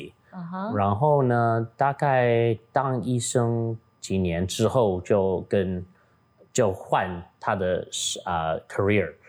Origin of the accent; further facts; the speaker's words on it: Taitung County, Taiwan; 因为哦，咱咱是台东人，所以，you know，我爸爸、我阿公阿妈拢伫日本嗯读册